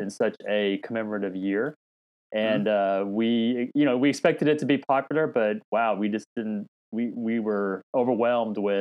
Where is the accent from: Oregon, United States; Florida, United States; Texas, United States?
Texas, United States; Dallas; I was born in Dallas, Texas. My parents immigrated here before I was from Korea a year before I was born. So I actually grew up in Texas, and that's where kind of home is for me